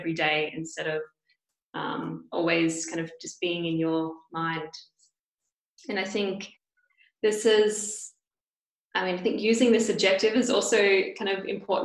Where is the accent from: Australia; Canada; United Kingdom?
Australia; Perth, Western Australia; moved away as an adult; I come from Perth, which is very southwest of Australia.